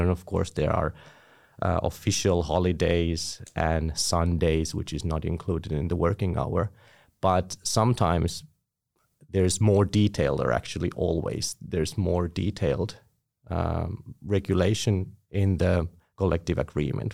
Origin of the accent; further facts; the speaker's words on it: Tampere, Pirkanmaa, Finland; I was born in Tampere, studied here, and I'm currently working here